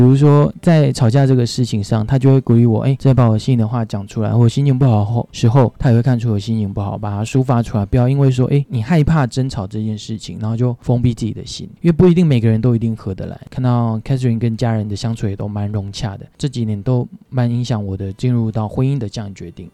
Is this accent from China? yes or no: no; Penghu County, Taiwan; moved away; 我老家在澎湖